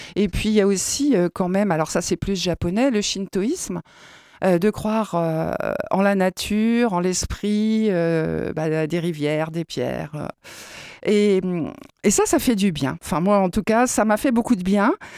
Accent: France; nous, en tant que Français

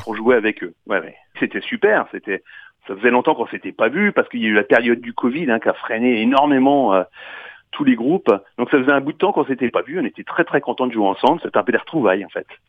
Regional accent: Marne, Champagne, Grand Est, France; on est issu de la Marne, la Champagne

